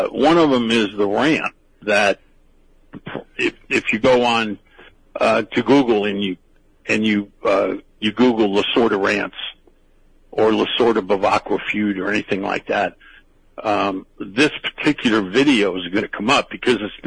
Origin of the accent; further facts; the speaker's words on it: Miami, Florida, United States; My two teams growing up in Miami were the Dodgers and the New York Yankees